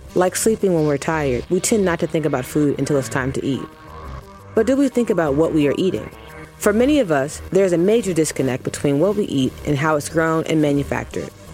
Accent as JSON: {"language": "English", "region": "the South", "country": "United States", "tie": "born or raised there", "said": "Growing up in the South"}